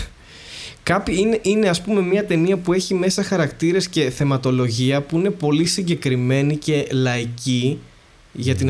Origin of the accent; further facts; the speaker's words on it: Greece; εμείς που είμαστε Έλληνες